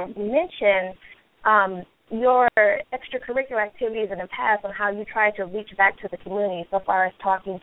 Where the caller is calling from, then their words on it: Los Angeles, California, United States; I'm in L.A., and I've been listening to you on your lunch break